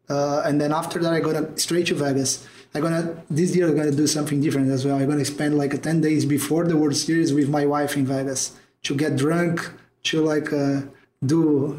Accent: Brazil; I'm from Brazil

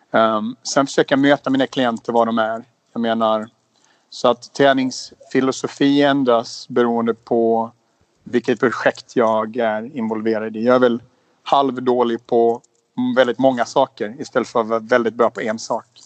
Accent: Småland, Sweden; also born or lived in Umeå / Spain / Stockholm; Jag är född i Umeå i, i, i Västerbotten, flyttade till Småland när jag var sex.

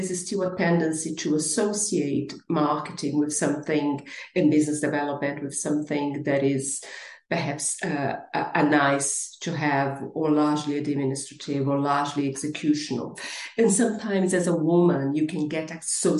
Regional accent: Brazil; English is a second language; moved away as an adult; now in United Kingdom; I am originally from Brazil and I've been living and working in the UK for the past 24 years

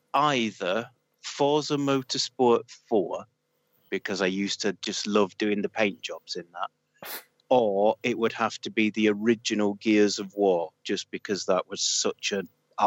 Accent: Oldham, North West England, United Kingdom; accent: northern; moved away; I am from a little town called Oldham in Greater Manchester originally.

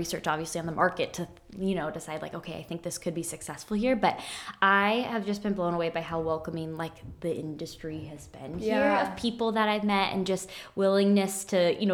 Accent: Iowa, United States; also born or lived in Kansas City; now in Des Moines, United States; I'm from Iowa originally.

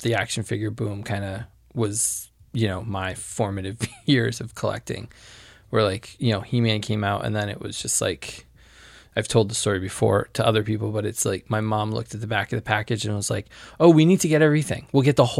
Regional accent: Connecticut, United States; I grew up in Connecticut

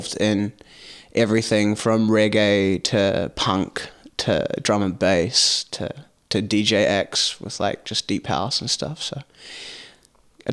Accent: New Zealand; moved away as an adult; now in Amsterdam, Netherlands; I'm from New Zealand

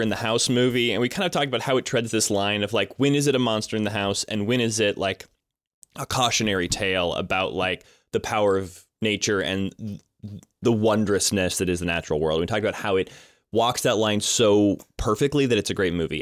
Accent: Colorado, United States; I grew up in Colorado

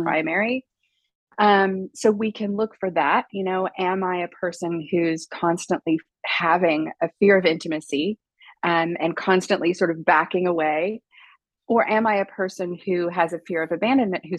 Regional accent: United States; moved away as an adult; also born or lived in Los Angeles; now in Paris, France; obviously I'm American, although I live in Paris

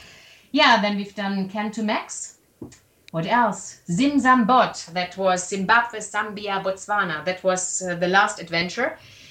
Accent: Germany; accent: German; English is a second language; Yeah, and I hope you liked my German accent and my grammar.

